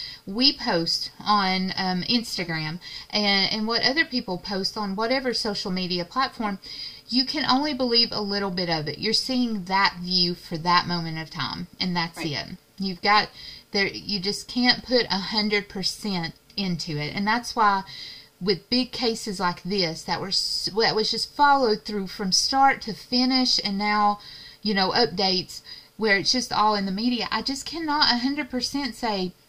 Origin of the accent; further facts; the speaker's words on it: East Tennessee, United States; in the area where we grew up in Tennessee, East Tennessee.